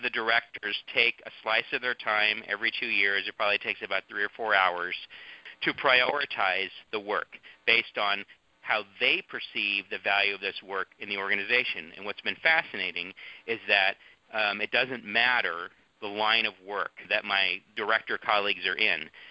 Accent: San Mateo County, California, United States; moved away as an adult; I grew up in San Mateo County, and so for me this was home

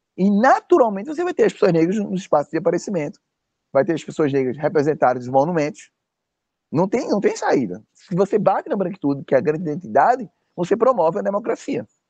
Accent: Northeast Region, Brazil; se você é um negro como eu, nordestino

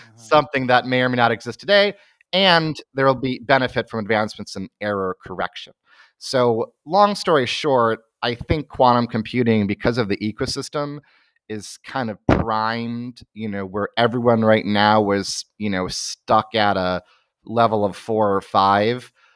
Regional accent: Chicago, Illinois, United States; moved away; I'm from Chicago originally

